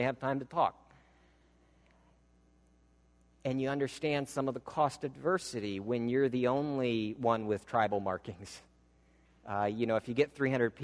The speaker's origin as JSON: {"language": "English", "region": "Midwestern American", "country": "United States", "accent": "Midwestern American", "said": "I speak in what's considered more or less a Midwestern American accent"}